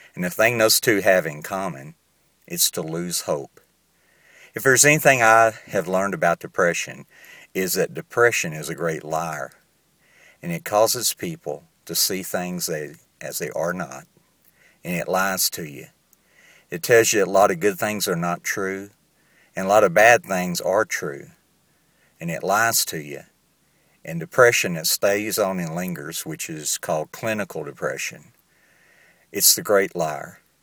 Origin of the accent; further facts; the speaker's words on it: Southern United States, United States; accent: southern; moved away as an adult; now in Entebbe, Uganda; if I've lost my southern accent, I can assure you I still have it.